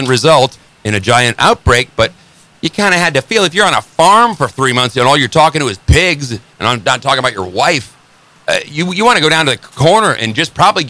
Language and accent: English; Northern Illinois, United States; I grew up in Northern Illinois. There ain't a lot up there past Chicago, and there's nothing but cornfields, and every bar, every town has a little tavern.